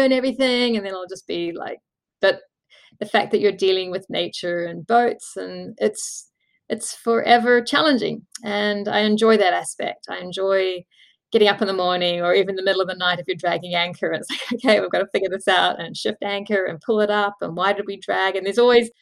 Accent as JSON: {"language": "English", "country": "New Zealand", "tie": "born or raised there", "said": "And New Zealand, my hometown, is home country"}